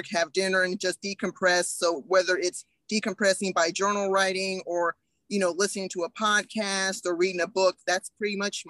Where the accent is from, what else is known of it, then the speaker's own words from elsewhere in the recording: Huntsville, Alabama, United States; now in Highland, United States; I'm originally from Huntsville, Alabama